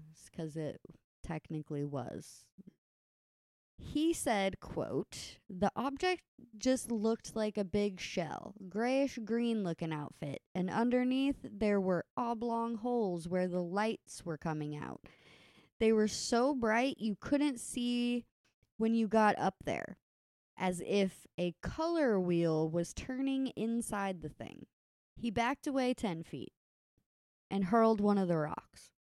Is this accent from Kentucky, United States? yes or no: yes; Kentucky, United States; the dudes we grew up with in Kentucky